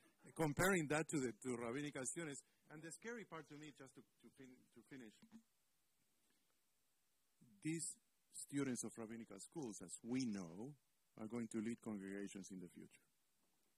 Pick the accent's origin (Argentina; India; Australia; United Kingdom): Argentina; I'm from Argentina